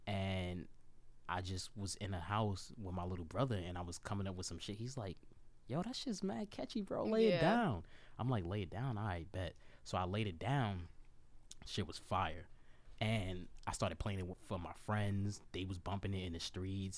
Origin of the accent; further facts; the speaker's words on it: New York City, New York, United States; also born or lived in Montgomery County, Maryland; Brooklyn, New York. Born and raised